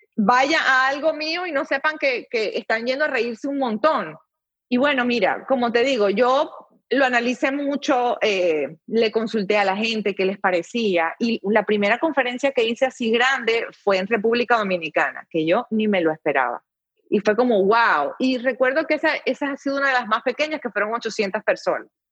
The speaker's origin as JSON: {"language": "Spanish", "country": "Venezuela", "moved": "yes", "lives_now": "United States"}